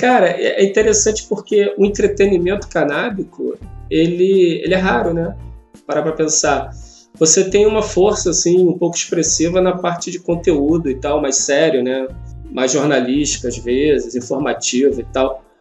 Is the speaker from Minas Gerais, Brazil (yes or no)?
no; Rio de Janeiro, Brazil; sou do Rio, sou roteirista